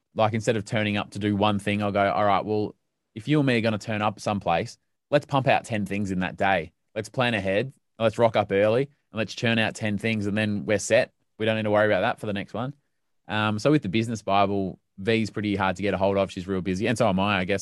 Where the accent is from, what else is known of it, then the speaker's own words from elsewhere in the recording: Melbourne, Victoria, Australia; where I grew up in Melbourne